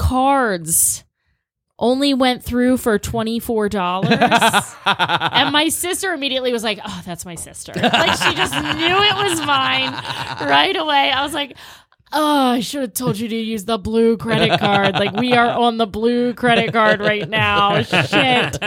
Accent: Catonsville, Maryland, United States; my hometown, Catonsville, Maryland, greatest town on earth

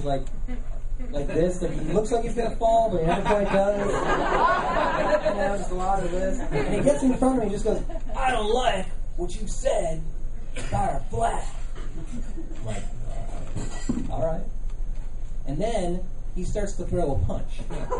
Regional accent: Illinois, United States; I'm originally from Illinois. That's why I look like this.

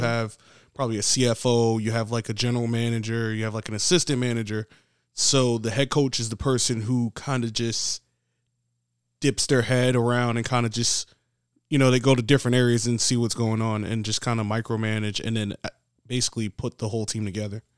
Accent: New York City, New York, United States; I'm from the Bronx

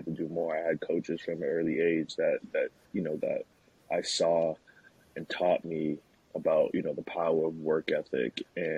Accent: Nashville, Tennessee, United States; also born or lived in Queens, New York; Obviously, I was born in New York, born in Queens, New York, and my family moved to Nashville real early

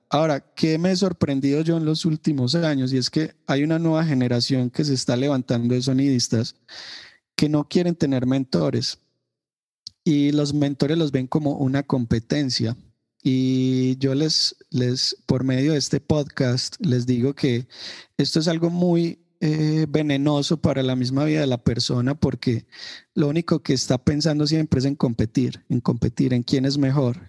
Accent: Medellín, Antioquia, Colombia; yo soy de la ciudad de Medellín, Colombia, eh, soy paisa, como nos suelen decir a los ciudadanos de Medellín.

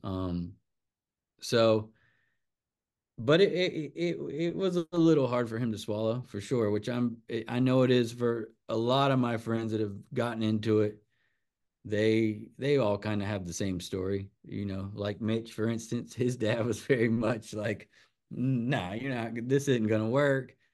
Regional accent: Wrightsville Beach, North Carolina, United States; I grew up right there on Lagoon Drive

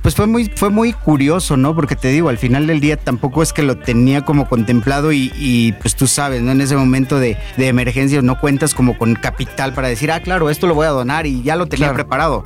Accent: Mexico; como buenos mexicanos

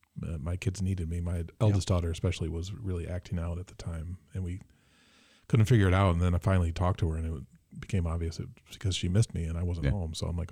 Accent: Mason, Michigan, United States; Oh, I'm from Mason

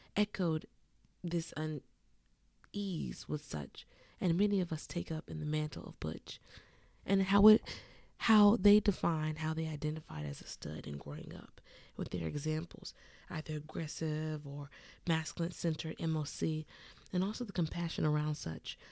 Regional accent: California, United States; I grew up in California, a certified tomboy

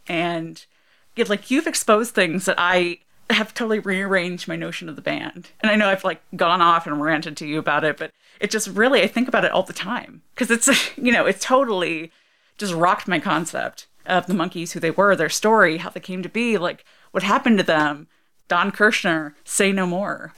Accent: Ohio, United States; Growing up in Ohio

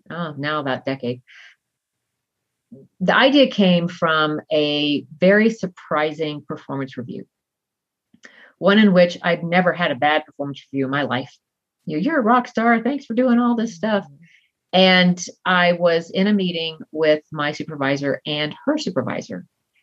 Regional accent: Southern United States, United States; I was raised in the South, where you're supposed to be nice all the time.

